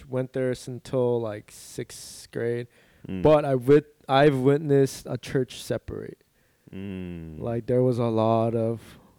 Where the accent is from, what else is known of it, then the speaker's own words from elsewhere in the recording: Buena Park, California, United States; English is a second language; also born or lived in Busan, South Korea / Ulsan, South Korea / Garden Grove, California; growing up in Buena Park